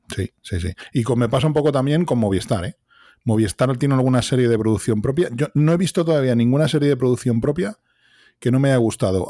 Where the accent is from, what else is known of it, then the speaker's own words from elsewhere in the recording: Madrid, Community of Madrid, Spain; soy de Vallecas, un barrio de Madrid